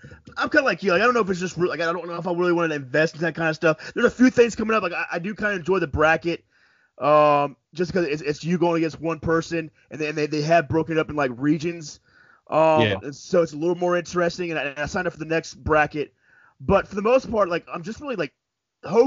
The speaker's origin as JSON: {"language": "English", "region": "Florida", "country": "United States", "said": "I'm from Florida"}